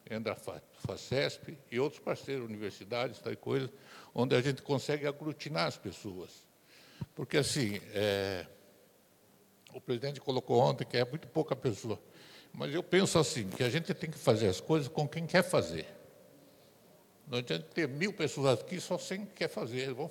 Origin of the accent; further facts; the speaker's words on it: Registro, São Paulo, Brazil; sou da cidade de Registro, Vale Olibeira